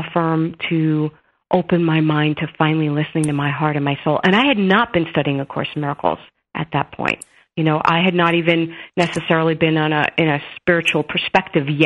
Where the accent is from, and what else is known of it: New York City, New York, United States; born or raised there